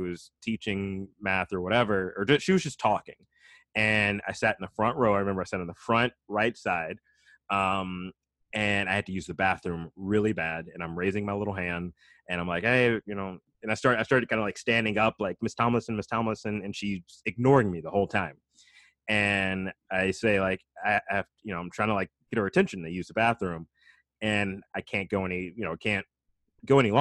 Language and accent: English; Alabama, United States; moved away; I grew up in Alabama